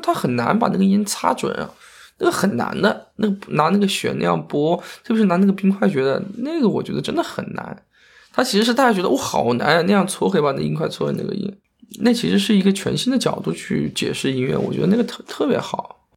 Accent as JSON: {"language": "Chinese", "town": "Yueyang", "region": "Hunan", "country": "China", "tie": "born or raised there", "moved": "yes", "said": "我家是岳阳的，我们当时学的第一个就是岳阳楼啊"}